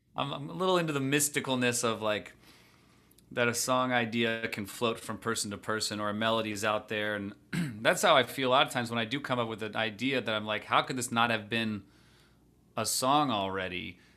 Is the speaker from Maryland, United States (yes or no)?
yes; just outside Washington, D.C., a town in Maryland, United States; I grew up just outside Washington, D C, uh, in a town in Maryland